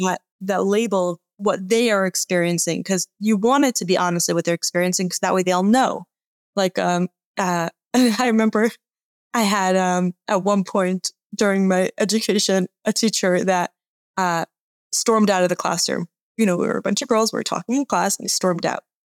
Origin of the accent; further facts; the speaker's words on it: Atlanta, Georgia, United States; I grew up in Atlanta.